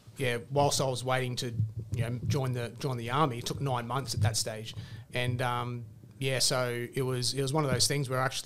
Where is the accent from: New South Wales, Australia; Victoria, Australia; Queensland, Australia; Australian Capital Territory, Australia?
Queensland, Australia; Logan; So 40 minutes up the road in Logan. I actually didn't realise what type of reputation Logan had until I joined the army. And people would ask, oh, where you're from? I said I'm from Logan.